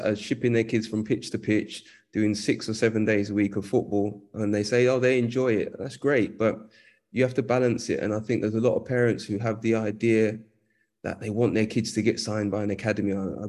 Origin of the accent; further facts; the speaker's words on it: London, United Kingdom; I grew up in Edmonton, North London